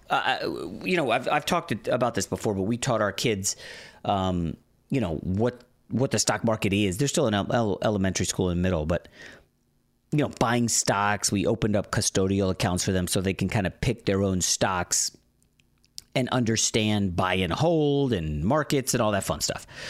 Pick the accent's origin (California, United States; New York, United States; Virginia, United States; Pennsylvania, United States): Virginia, United States; Northern; now in Los Angeles, United States; I grew up in Northern Virginia